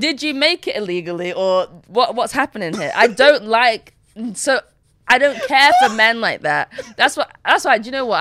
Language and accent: English; Nigeria; I'm Nigerian